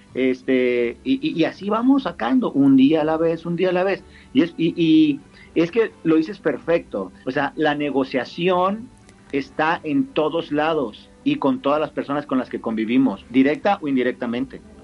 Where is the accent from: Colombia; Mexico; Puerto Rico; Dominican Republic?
Mexico